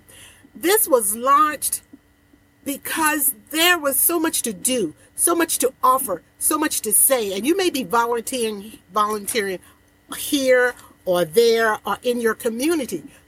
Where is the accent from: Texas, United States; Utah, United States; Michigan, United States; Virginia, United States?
Virginia, United States; Portsmouth; my hometown, Portsmouth, Virginia, a city that I was brought up in and raised